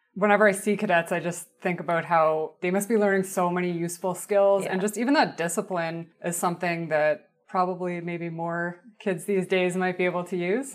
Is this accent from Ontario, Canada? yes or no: no; Halifax, Nova Scotia, Canada; I grew up in Halifax